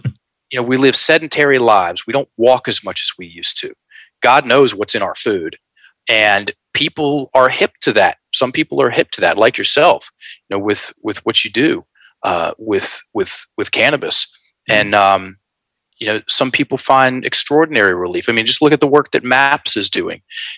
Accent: the South, United States; I'm a Southern rock guy. I'm from the South.

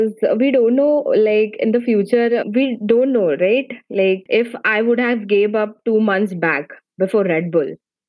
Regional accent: India; from India, and actually I'm in my final year of engineering

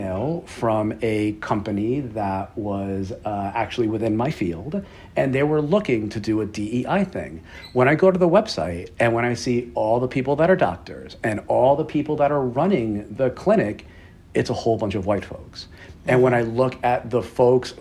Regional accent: New York City, New York, United States; I'm proudly from Queens, New York, which is a remarkably diverse area

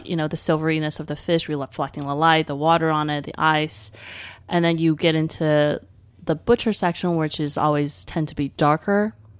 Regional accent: Taipei, Taiwan; moved away; When I grew up in Taipei in the early eighties, there was not, um, clean supermarkets.

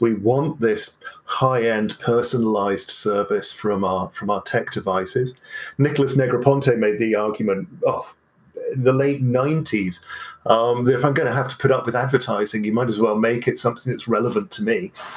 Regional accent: Berlin, Germany; I grew up in West Berlin in the 1970s and 80s

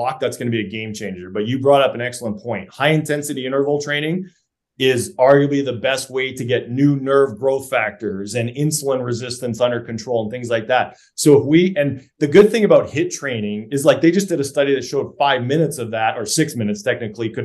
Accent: Canada; I'm a Canadian tree hugger by nature

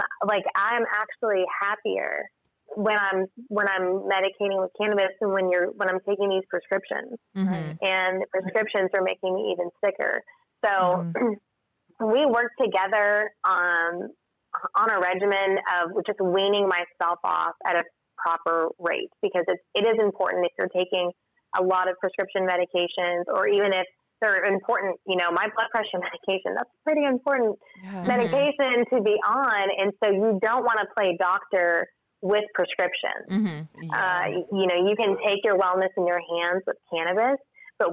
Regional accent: Tulsa, Oklahoma, United States; moved away as an adult; I'm from Tulsa. I just recently moved my business back here, though. I've lived outside of the state for many years, but Tulsa's always been my home

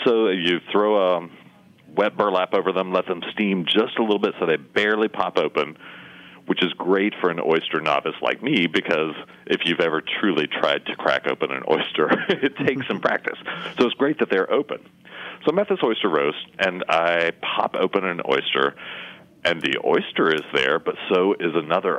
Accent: East Tennessee, United States; moved away as an adult; also born or lived in Pennsylvania / Birmingham, Alabama; now in Charleston, United States; I was raised in East Tennessee, so I'm a mountain. I'm borderline hillbilly

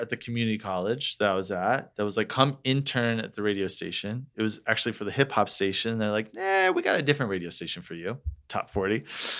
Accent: Orlando, Florida, United States; moved away as an adult; also born or lived in Detroit, Michigan / Atlanta, Georgia; now in Los Angeles, United States; It's called Orlando, Florida. I was born in Detroit, grew up, like did middle school, high school in Orlando.

